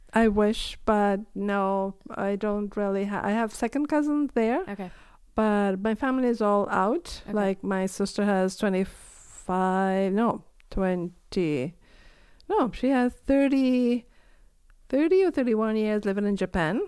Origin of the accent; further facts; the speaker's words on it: Puerto La Cruz, Anzoátegui, Venezuela; moved away as an adult; also born or lived in Trinidad; now in Prince Edward Island, Canada; my hometown, which is Puerto La Cruz